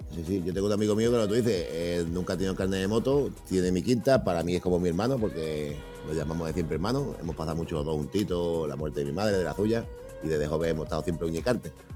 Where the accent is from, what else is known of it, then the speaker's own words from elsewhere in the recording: Spain; los españoles eh, nos quejamos de todo y somos españoles